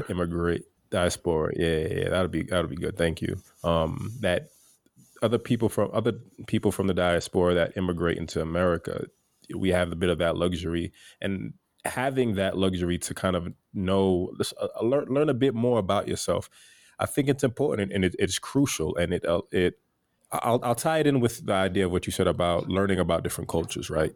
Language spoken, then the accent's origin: English; United States; my family comes from Haiti. I'm first generation American. And although I was born here